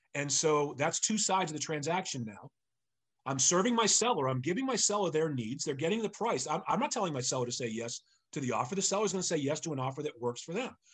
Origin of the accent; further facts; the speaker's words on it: Sharon, Massachusetts, United States; also born or lived in Framingham, Massachusetts / Brookline, Massachusetts; I grew up in Sharon, Massachusetts